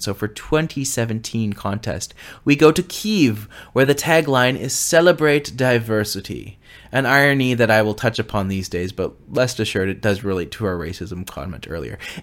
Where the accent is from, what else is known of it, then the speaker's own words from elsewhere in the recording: Canada; I am a Canadian